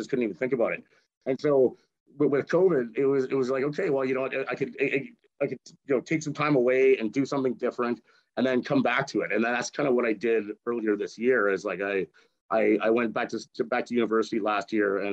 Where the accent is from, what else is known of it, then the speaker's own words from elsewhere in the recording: Edmonton, Alberta, Canada; I grew up in Edmonton. Like I've been here basically my whole life.